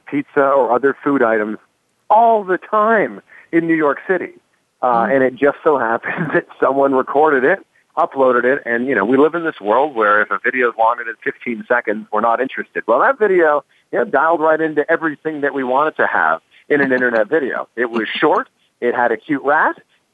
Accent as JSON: {"language": "English", "town": "Toronto", "region": "Ontario", "country": "Canada", "moved": "yes", "said": "I'm originally from Toronto"}